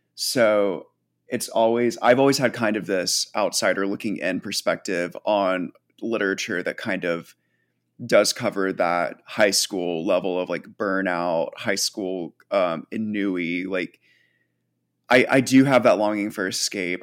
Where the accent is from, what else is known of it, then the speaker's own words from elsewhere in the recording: United States; being an American